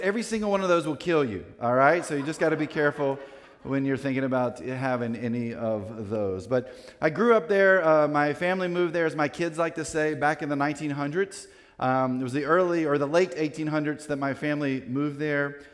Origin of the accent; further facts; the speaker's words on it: Winston-Salem, North Carolina, United States; I grew up in Winston-Salem, North Carolina